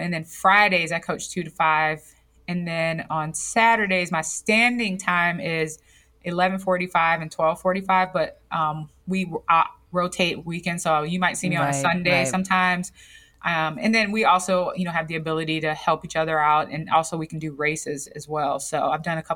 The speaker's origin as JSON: {"language": "English", "town": "Gary", "region": "Indiana", "country": "United States", "tie": "born or raised there", "said": "I'm from Gary, Indiana"}